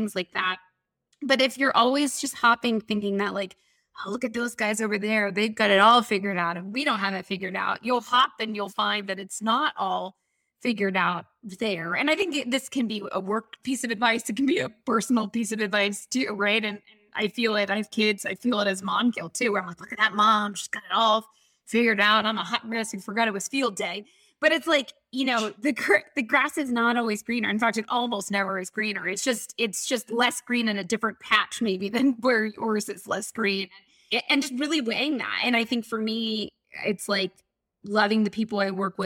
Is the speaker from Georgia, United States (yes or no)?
yes; Atlanta, Georgia, United States; I grew up in Atlanta.